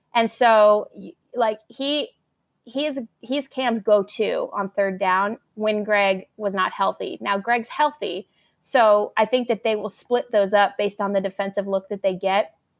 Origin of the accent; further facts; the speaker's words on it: Arizona, United States; I am from Arizona